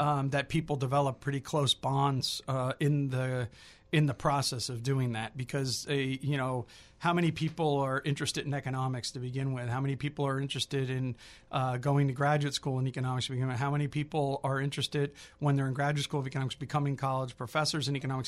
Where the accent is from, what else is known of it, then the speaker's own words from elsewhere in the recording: New Jersey, United States; I'm from New Jersey